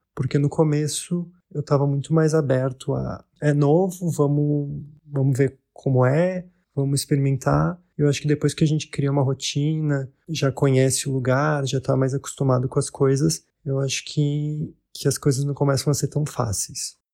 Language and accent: Portuguese; Caxias do Sul, Rio Grande do Sul, Brazil; moved away as an adult; now in Lisbon, Portugal; eu sou de Caxias do Sul e eu vivo em Lisboa há um pouco mais de dois anos